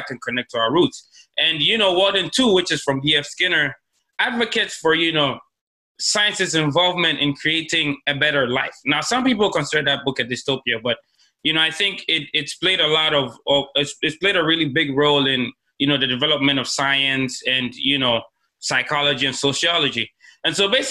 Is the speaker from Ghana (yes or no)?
yes; Ghana; moved away as an adult; now in South Korea; I'm from Ghana, and I've been here for like 6 years, going to 7 years now